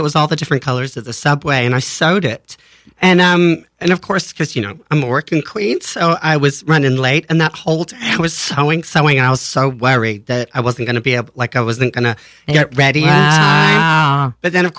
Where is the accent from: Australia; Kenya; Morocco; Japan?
Australia; moved away as an adult; now in New York, United States; I'm originally from Australia.